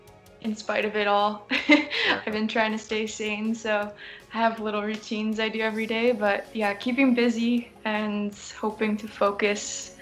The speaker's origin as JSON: {"language": "English", "region": "Manitoba", "country": "Canada", "said": "I'm actually Canadian. I live in Manitoba."}